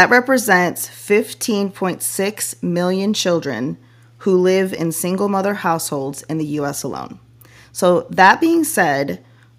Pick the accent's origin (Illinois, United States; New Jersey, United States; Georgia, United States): Illinois, United States; Chicago suburbs; moved away; I was a suburb girl